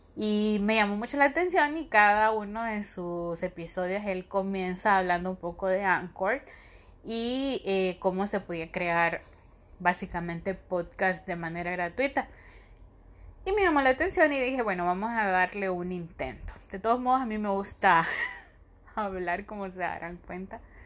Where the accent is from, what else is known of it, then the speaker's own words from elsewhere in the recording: Honduras; soy de Honduras